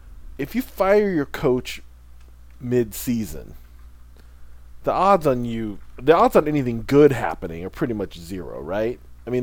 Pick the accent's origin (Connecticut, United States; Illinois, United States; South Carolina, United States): Illinois, United States; moved away; Illinois, my home state